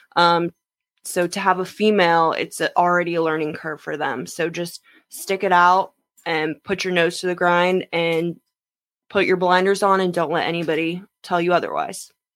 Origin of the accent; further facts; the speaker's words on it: Jacksonville, Florida, United States; I am Jacksonville, born and raised.